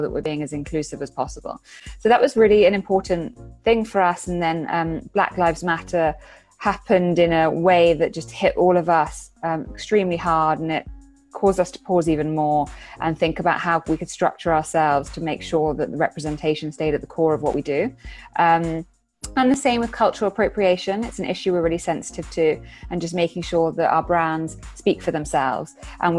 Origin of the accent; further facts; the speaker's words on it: United Kingdom; I'm British national